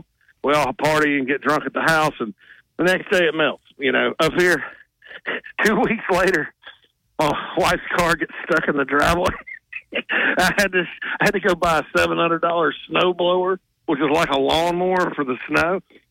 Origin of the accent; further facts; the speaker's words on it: the South, United States; moved away as an adult; also born or lived in Nashville; now in Illinois, United States; I'm from the South.